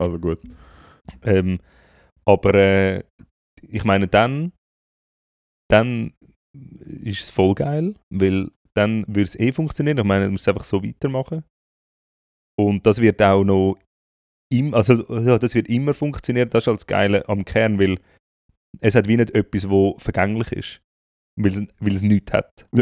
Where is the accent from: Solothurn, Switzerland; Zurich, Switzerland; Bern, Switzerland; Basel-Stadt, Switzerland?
Zurich, Switzerland; wir sind ja beide in Zürich aufgewachsen